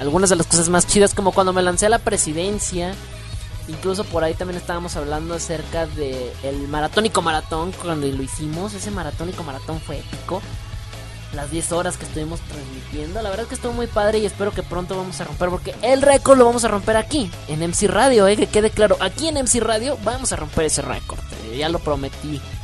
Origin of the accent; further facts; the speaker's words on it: Mexico; soy mexicano